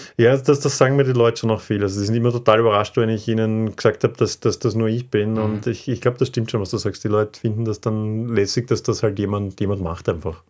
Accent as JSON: {"language": "German", "region": "Vienna", "country": "Austria", "said": "Wiener, ja, und ich habe einen Großteil meines Lebens in Wien gelebt"}